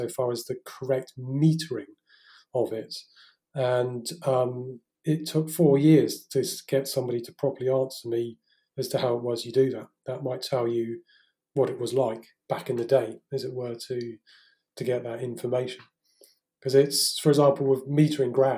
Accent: Salisbury, South West England, United Kingdom; moved away as an adult; now in France; I'm English. So, you know, at the moment, I'm currently sat in my father's house in southern England, back in Salisbury.

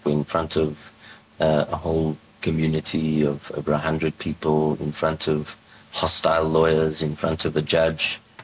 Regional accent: South Africa; as a South African

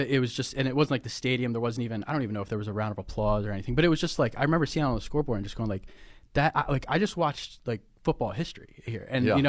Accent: Baltimore, Maryland, United States; You know, as you guys know, I grew up in Baltimore. I did attend Ravens games.

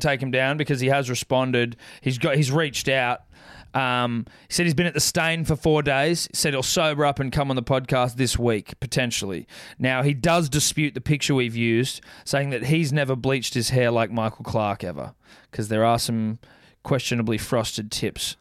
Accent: Australia

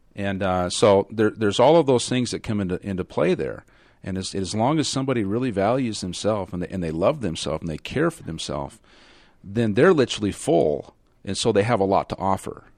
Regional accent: Kansas, United States; I was raised in Kansas

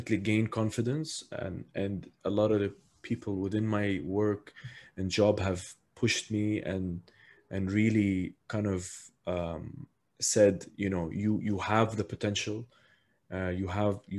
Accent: Abu Dhabi, United Arab Emirates; I was born and raised here in Abu Dhabi

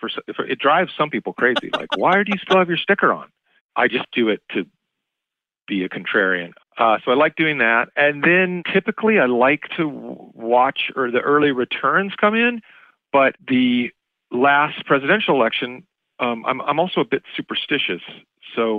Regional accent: Irvine, California, United States; also born or lived in Los Angeles; I would have been registered in Irvine in my hometown in Orange County

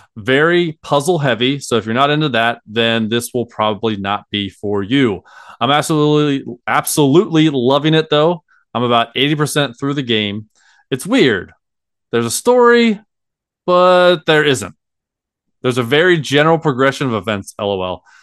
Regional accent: Cincinnati, Ohio, United States; I'm from Cincinnati, Ohio

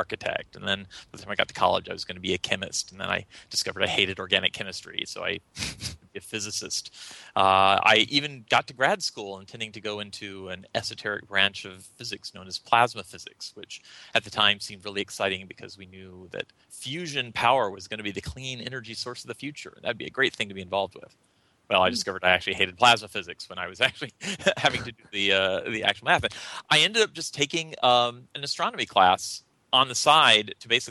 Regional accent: North Carolina, United States; I was born and raised in North Carolina

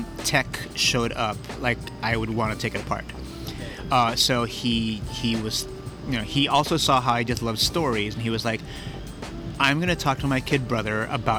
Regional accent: San Francisco, California, United States; I was born there in the mission, and I grew up out in the Excelsior.

